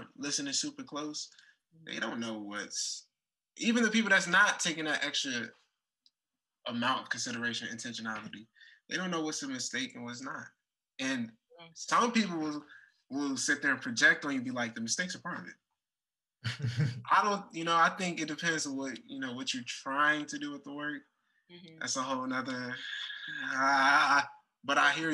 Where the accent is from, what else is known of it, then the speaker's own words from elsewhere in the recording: Washington, District of Columbia, United States; moved away; also born or lived in Chicago; Southeast DC is where I hail from